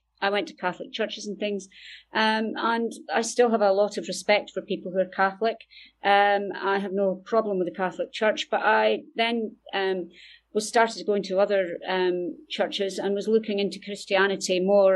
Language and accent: English; Dundee, Scotland, United Kingdom; I'm from Dundee in Scotland, as you can probably tell from my accent